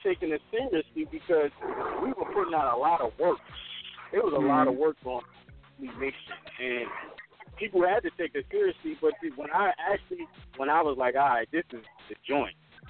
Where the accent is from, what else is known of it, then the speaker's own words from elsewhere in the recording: North New Jersey, United States; I'm from North New Jersey.